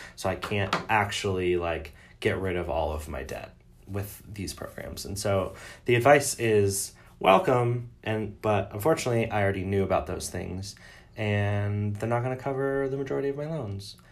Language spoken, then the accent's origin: English; Detroit, Michigan, United States; I grew up in Metro Detroit